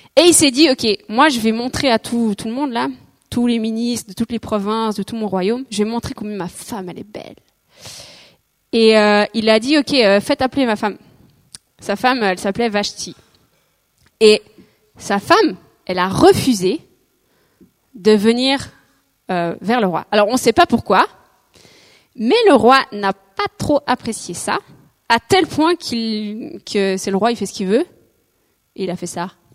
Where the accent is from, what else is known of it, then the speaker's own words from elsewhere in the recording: Switzerland; je suis suisse, mais genre mes parents sont belges